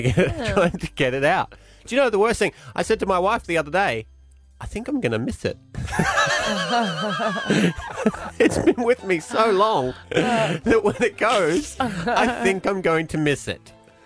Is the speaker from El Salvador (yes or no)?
no; Scotland, United Kingdom; I'm Scottish.